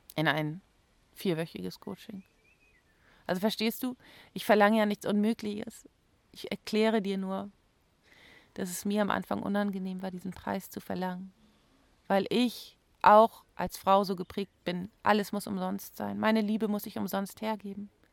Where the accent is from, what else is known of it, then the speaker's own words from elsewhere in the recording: Germany; bei uns in Deutschland